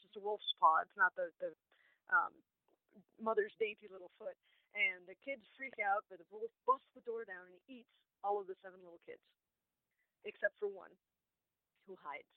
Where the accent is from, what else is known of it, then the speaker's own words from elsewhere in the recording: Chicago suburbs, Illinois, United States; now in Peoria, United States; I grew up about 2.5 hours north in the Chicago suburbs